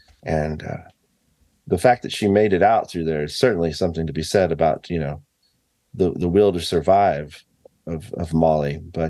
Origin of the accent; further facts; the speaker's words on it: Fairfax, Oklahoma, United States; know, I grew up in this town. I didn't even know any of this story until I was a teenager and just growing up in Fairfax.